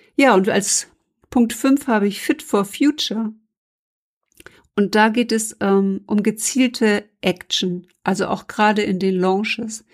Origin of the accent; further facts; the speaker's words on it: Germany; als Deutsche